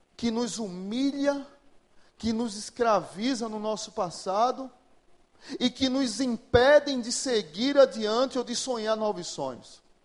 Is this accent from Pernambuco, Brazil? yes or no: yes; Pernambuco, Brazil; moved away as an adult; now in Natal, Brazil; eu sou pernambucano, mas moro em Natal há, há 20 anos